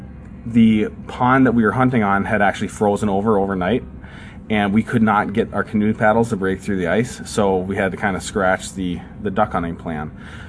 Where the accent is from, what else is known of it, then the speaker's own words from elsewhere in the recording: Prior Lake, Minnesota, United States; also born or lived in Georgia; When we moved from Georgia to Minnesota, we lived in south of the Twin Cities in a town called Prior Lake, Minnesota. I fished just about every day in the summer down there.